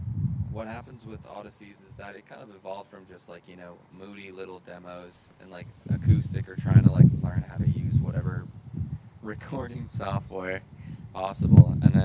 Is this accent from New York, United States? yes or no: no; Boston, Massachusetts, United States; Grew up in JP.